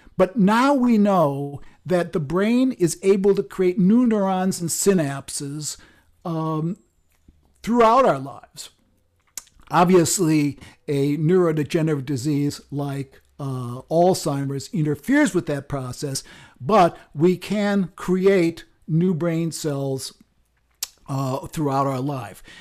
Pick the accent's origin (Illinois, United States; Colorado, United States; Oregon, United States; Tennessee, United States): Illinois, United States; Chicago; I grew up in Chicago